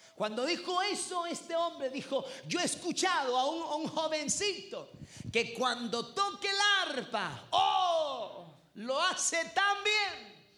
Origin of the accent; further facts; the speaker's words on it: El Salvador; yo vengo del Salvador